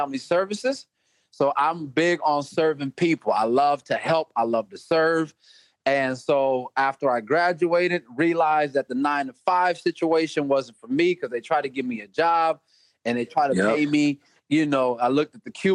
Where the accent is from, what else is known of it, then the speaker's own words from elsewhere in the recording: Des Moines, Iowa, United States; I'm from Des Moines, Iowa